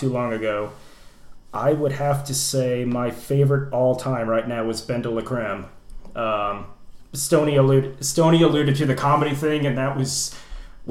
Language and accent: English; Southern Indiana, United States; I'm from Southern Indiana, so it's really conservative down there